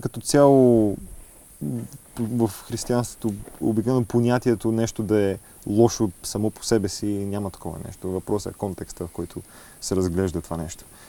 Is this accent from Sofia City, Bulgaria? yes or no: yes; Sofia, Sofia City, Bulgaria; географски съм роден в София, но духом съм от Благоевград.